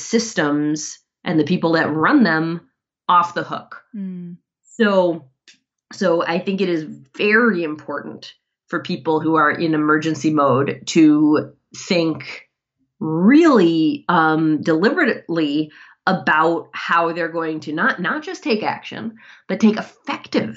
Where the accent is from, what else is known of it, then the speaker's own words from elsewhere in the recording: Ann Arbor, Michigan, United States; Ann Arbor, Michigan, which is my hometown